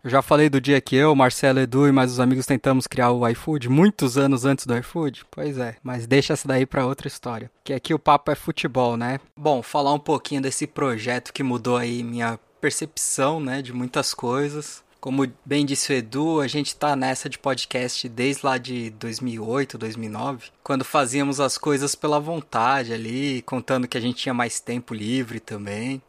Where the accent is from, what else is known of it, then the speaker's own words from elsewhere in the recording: São Paulo, Brazil; eu nasci em São Paulo, capital